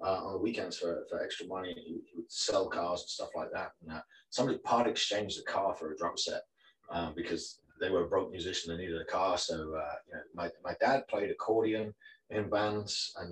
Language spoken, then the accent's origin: English; the north of England, United Kingdom; I grew up in a tiny little village in Northern England, probably about 150 people there.